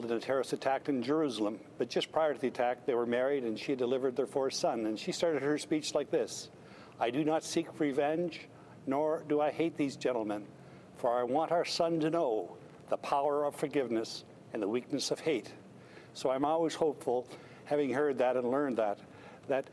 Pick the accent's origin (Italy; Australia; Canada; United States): Canada; New Brunswick; coming from a place like this